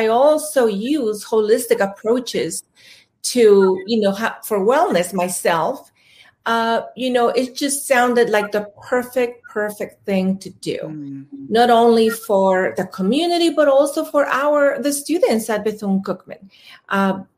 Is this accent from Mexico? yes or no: yes; Mexico; moved away; I am originally from Mexico